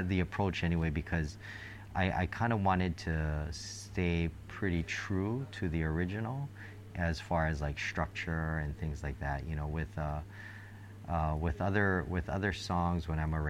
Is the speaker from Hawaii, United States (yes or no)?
yes; Hawaii, United States; growing up in Hawaii